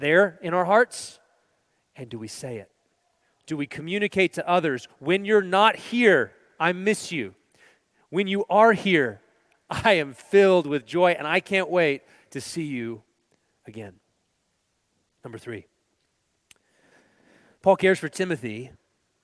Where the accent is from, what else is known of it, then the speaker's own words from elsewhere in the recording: Texas, United States; moved away; We're originally from Texas